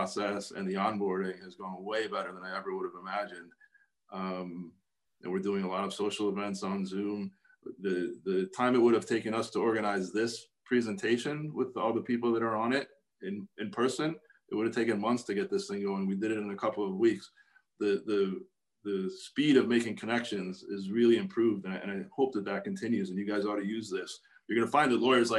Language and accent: English; Buffalo, New York, United States; moved away as an adult; also born or lived in Albany; now in New York, United States; I'm from Buffalo, and I went to school in Albany